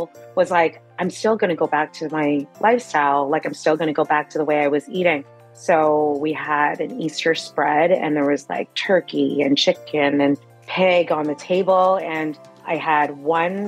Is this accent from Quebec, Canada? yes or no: no; Mississauga, Ontario, Canada; I was born and raised in Mississauga, Ontario in Canada.